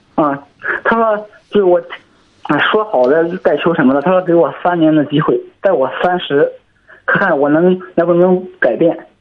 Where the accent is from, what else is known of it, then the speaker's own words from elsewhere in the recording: Zhangqiu, Shandong, China; 我是山东庄秋的